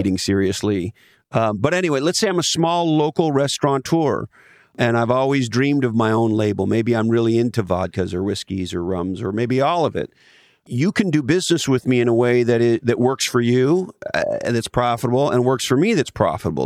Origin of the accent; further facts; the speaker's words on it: Ontario, Canada; moved away; I grew up in Canada